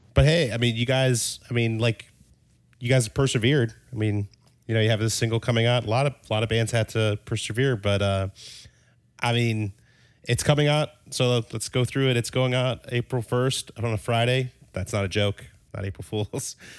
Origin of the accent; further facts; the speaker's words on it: Denmark; moved away; originally, I'm from Denmark